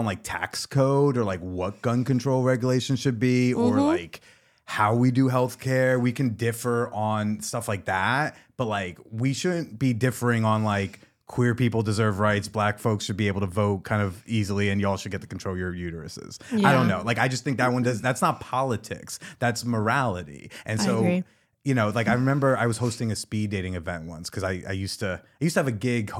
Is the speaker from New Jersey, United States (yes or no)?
yes; New Jersey, United States; I talk about sex for a living. I'm a comedian. Uh-huh. I'm from New Jersey.